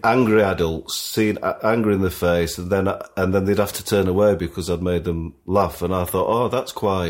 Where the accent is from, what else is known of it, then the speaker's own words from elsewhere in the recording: Sheffield, Yorkshire and the Humber, United Kingdom; I have big sense memories of being a kid growing up in Sheffield.